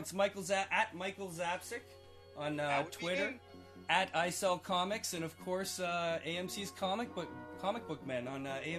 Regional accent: Canada; But we're Canadian

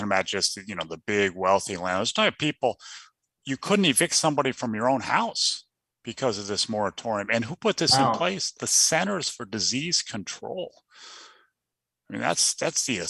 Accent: Midwest, United States; I'm from the Midwest

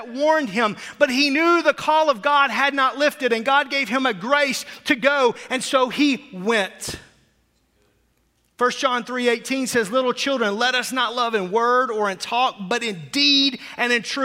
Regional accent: Fort Smith, Arkansas, United States; as a kid growing up in Arkansas, Russellville was about an hour away from the town I grew up in Fort Smith.

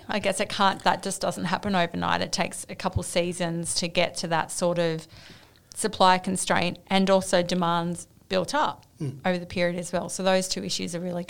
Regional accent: Australia; I'm an Australian economist.

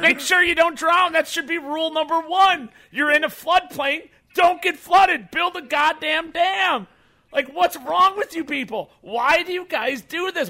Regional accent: Chicago, Illinois, United States; also born or lived in Burbank, Illinois; I grew up in Burbank and then Bridgeport, Illinois, south side of Chicago

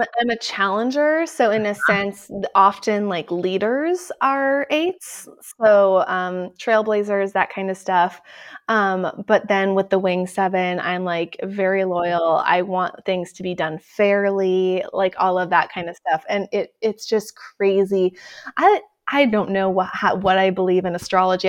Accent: Midwest, United States; I'm originally from the Midwest

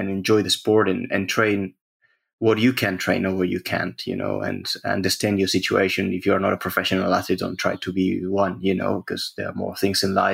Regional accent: Spain; I'm from Spain

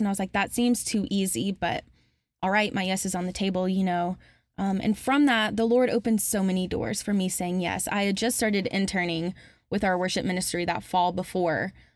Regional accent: Alabama, United States; moved away as an adult; now in Murfreesboro, United States; My family moved to Alabama right before I started middle school

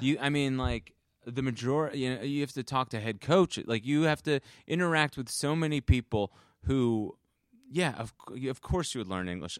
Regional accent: Bloomfield, New Jersey, United States; I grew up in, uh, northern New Jersey

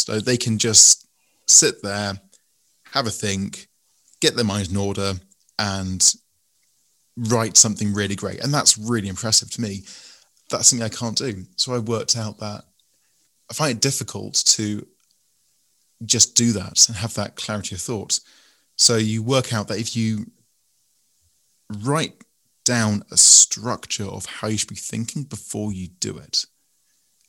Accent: England, United Kingdom; you can tell from my voice I'm English

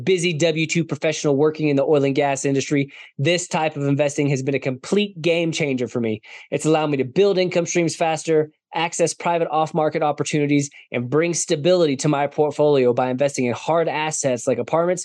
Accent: Denver, Colorado, United States; in Colorado, the Denver area, which is my hometown

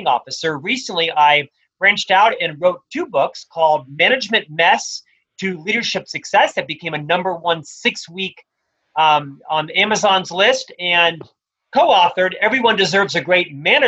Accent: Orlando, Florida, United States; moved away as an adult; also born or lived in Provo, Utah; now in Salt Lake City, United States; I originally was born and raised in Orlando, Florida

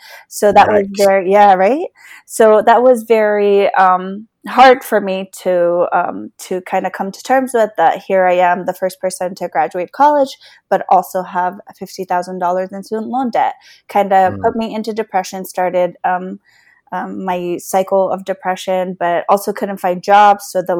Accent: Afghanistan; also born or lived in Beaverton, United States; now in Virginia, United States; I'm a refugee from Afghanistan, and my family was resettled in Beaverton, Oregon. And we moved to Northern Virginia in 2006

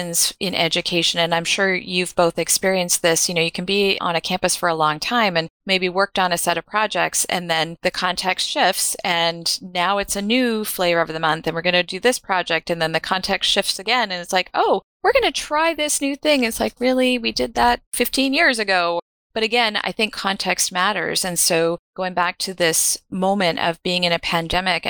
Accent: Canada; I'm Canadian

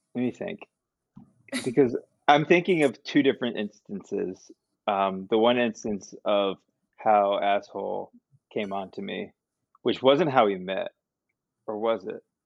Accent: New Jersey, United States; moved away as an adult; also born or lived in Queens, New York City; I'm from Jersey

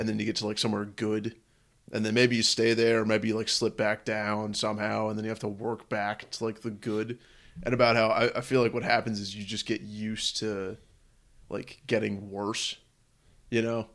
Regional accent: San Francisco, California, United States; my whole life growing up in San Francisco

